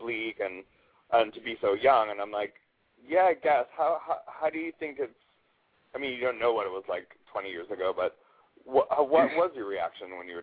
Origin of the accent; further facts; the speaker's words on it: Bellevue, Washington, United States; I'm from Bellevue